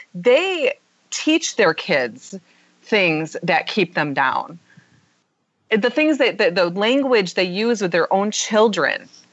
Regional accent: Michigan, United States; I'm I'm from Michigan, but I live in which um, Michigan's very blue collar.

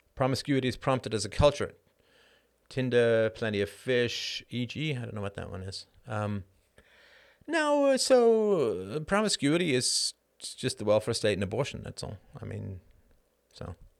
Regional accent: Ireland; I'm Irish

